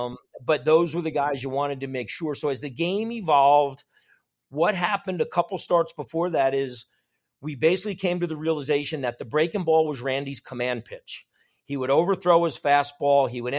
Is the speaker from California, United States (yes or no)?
no; New York, United States; also born or lived in New Jersey; growing up in New York, New Jersey, my dad, was a Marine in the Korean War